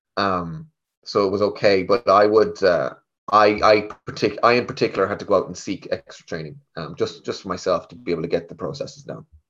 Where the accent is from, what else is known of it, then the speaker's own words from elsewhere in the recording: Galway, Connacht, Ireland; now in Dublin, Ireland; I'm from Galway I'm from the west of Ireland I came up to Dublin